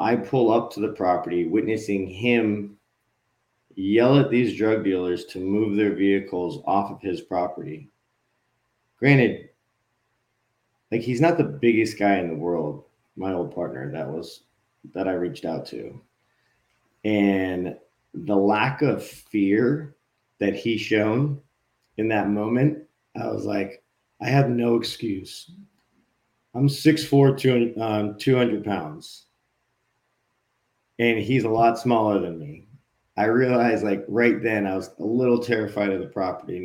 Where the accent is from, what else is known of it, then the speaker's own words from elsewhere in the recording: Hawaii, United States; I grew up in Hawaii